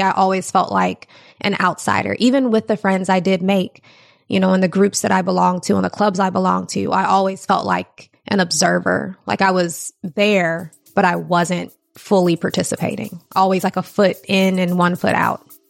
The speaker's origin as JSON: {"language": "English", "town": "Ferguson", "region": "Missouri", "country": "United States", "tie": "born or raised there", "said": "I grew up there."}